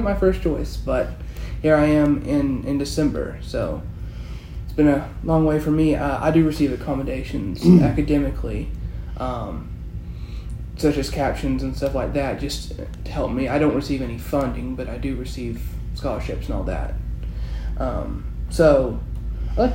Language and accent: English; Tunnel Hill, Georgia, United States; I actually grew up in Town Hills. That's a little bit above here